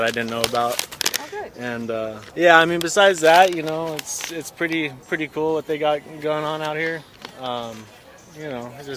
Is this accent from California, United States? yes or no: yes; Santa Barbara, California, United States; also born or lived in Utah; now in Santa Barbara, United States; I'm from Santa Barbara